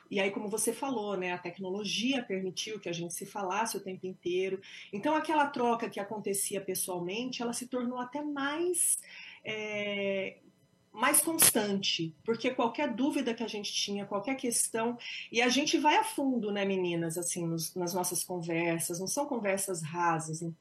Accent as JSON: {"language": "Portuguese", "region": "interior of São Paulo", "country": "Brazil", "also_born_or_lived": "New York, United States", "moved": "as an adult", "lives_now": "United States", "said": "Eu não sou de Bitinga, mas eu sou de Birá, sou do interior pertinho também, São daqui. Paulo, pertinho."}